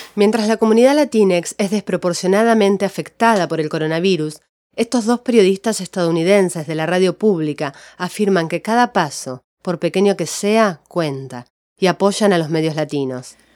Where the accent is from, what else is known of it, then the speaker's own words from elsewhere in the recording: Argentina; también soy argentina